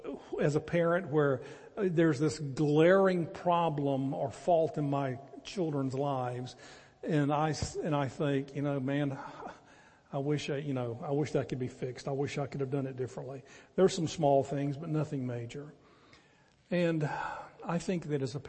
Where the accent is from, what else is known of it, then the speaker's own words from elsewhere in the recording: the Carolinas, United States; now in Athens, TX, United States; we're both from the Carolinas, and all of our families there